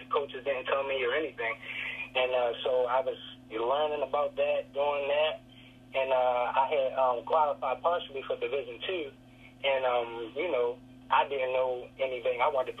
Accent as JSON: {"language": "English", "region": "Maryland", "country": "United States", "tie": "born or raised there", "said": "We have a lot of talented football players. Maryland is"}